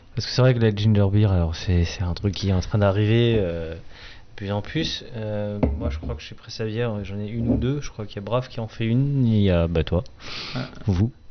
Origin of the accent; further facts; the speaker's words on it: Grand Est, France; Je suis un Alsacien